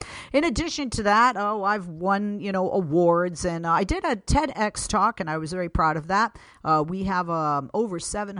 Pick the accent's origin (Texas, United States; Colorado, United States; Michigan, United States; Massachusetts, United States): Massachusetts, United States; Boston; moved away as an adult; also born or lived in Miami, Florida / San Francisco / New York / Milwaukee, Wisconsin; now in Los Angeles, United States; I started my career in Miami, Florida. I'm originally from Boston